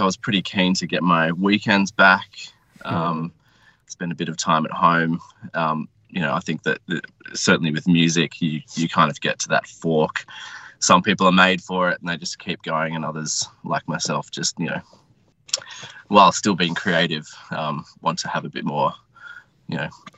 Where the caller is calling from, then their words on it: Sydney, New South Wales, Australia; I'm in Sydney. Sydney, in the inner west.